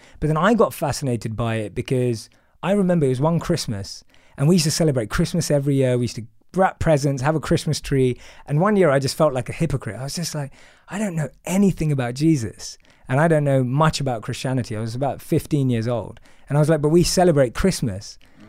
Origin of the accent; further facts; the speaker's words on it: London, United Kingdom; So I'm from London. I grew up in a place called Wood Green in North London. And my background's very much, my parents practice certain religious rituals, but not religious in the overall sense. I grew up eating meat.